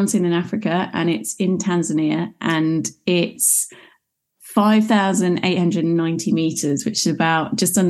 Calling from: London, United Kingdom; So as you can probably tell from the accent, I am overseas. I'm in London in the United Kingdom.

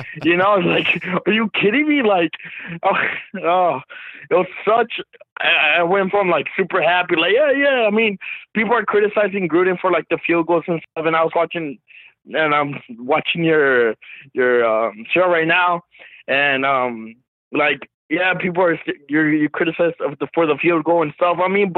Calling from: Texas, United States; from Texas.

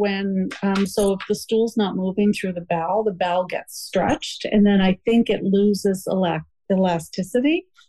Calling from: Halifax, Nova Scotia, Canada; I'm calling from Halifax, Nova Scotia, Canada.

